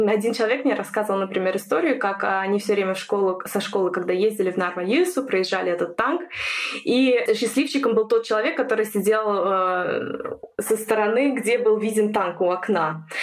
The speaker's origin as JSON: {"language": "Russian", "country": "Estonia", "tie": "born or raised there", "moved": "as an adult", "lives_now": "Germany", "said": "Сама родом я из Эстонии."}